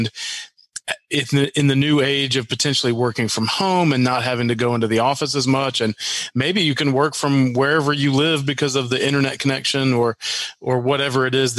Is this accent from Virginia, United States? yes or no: no; Arkansas, United States; born there; also born or lived in Mississippi / Minnesota / Wisconsin / North Carolina; I was born in Arkansas, lived in Mississippi, Minnesota, Wisconsin, moved back to Arkansas, and then back to North Carolina